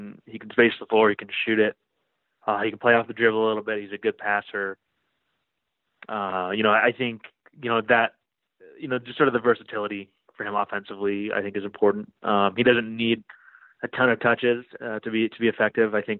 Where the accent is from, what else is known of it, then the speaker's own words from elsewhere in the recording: Chicago, Illinois, United States; now in New York, United States; I'm from Chicago